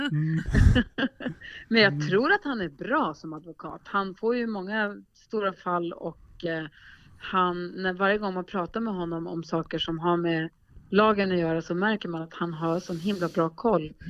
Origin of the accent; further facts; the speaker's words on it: Luleå, Norrbotten County, Sweden; moved away; also born or lived in Gothenburg; jag bodde faktiskt i mm. Göteborg när jag var liten, eh, ganska en del, en hel del. Men jag är uppvuxen i Luleå, så då säger jag Luleå